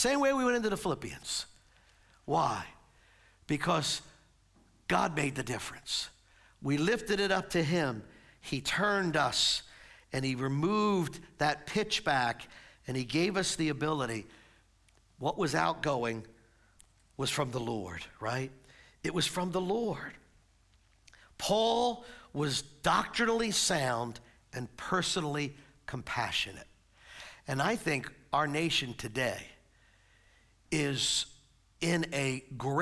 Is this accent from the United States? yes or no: yes; United States; we're American citizens. We get to live in a country where we get to voice our and vote